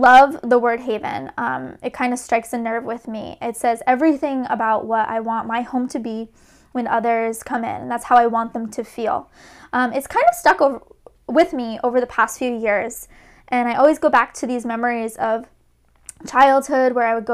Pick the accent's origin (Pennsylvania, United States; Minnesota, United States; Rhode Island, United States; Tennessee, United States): Rhode Island, United States; moved away as an adult; now in Boston, United States; I grew up in Rhode Island, the best little ocean state ever.